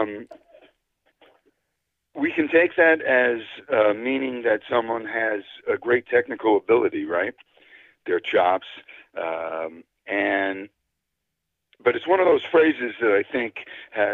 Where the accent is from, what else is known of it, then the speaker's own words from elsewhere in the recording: northern New Jersey, United States; also born or lived in Brooklyn, New York; I grew up in Brooklyn, New York, till I was about 10. That's when we moved to New Jersey, and I've lived in northern New Jersey ever since then